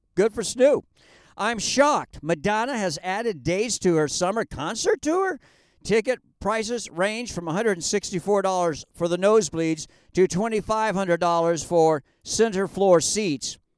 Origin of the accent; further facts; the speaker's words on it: Hawaii, United States; Hawaii, my home state